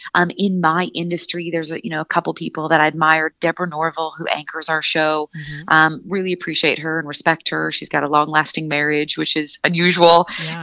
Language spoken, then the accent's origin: English; Seattle, Washington, United States; also born or lived in Santa Barbara, California; born and raised in Seattle, Washington